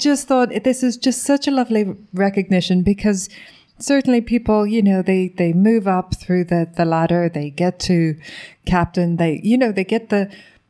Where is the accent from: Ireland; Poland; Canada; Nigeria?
Ireland; being Irish